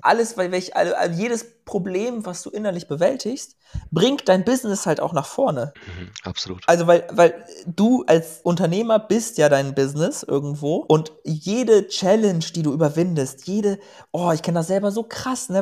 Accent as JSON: {"language": "German", "country": "Germany", "also_born_or_lived": "Portugal", "moved": "as an adult", "said": "ich komme ja aus Schneeberding, auch so wie"}